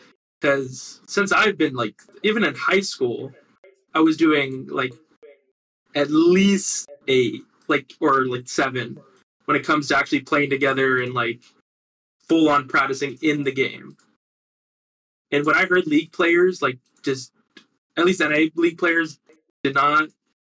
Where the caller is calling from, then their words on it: Los Angeles, California, United States; Los Angeles.